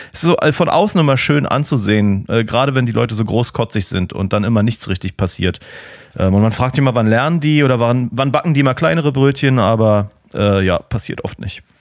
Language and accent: German; Berlin, Germany; als Berliner